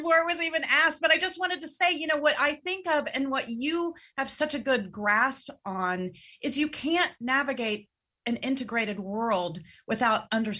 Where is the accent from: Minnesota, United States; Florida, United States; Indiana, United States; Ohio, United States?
Ohio, United States; Cincinnati; I grew up in Cincinnati